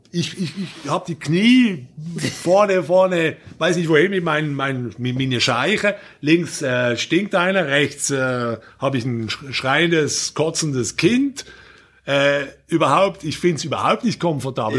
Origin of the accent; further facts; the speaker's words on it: Basel, Basel-Stadt, Switzerland; Ihr fliegt jetzt in meine Heimatstadt